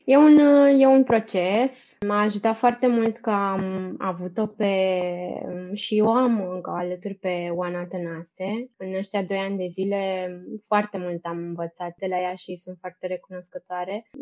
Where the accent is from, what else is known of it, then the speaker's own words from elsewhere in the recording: Brăila, Brăila County, Romania; moved away as an adult; also born or lived in Bucharest; Eu sunt din Brăila deloc. După ce am terminat studiile la liceu, am venit în București la facultate.